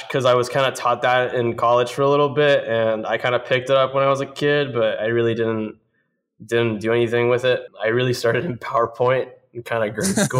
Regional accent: Bolivia; also born or lived in Miami; I grew up in Bolivia and partially in Miami. Kind of went a lot back and forth.

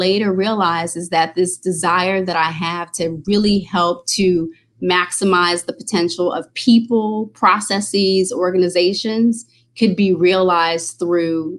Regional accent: New York, United States; moved away as an adult; also born or lived in Maryland; I'm originally from New York.

